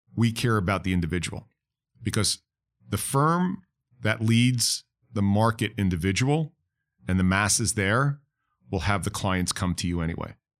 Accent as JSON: {"language": "English", "region": "New York", "country": "United States", "moved": "yes", "lives_now": "Florida, United States", "said": "I'm from New York."}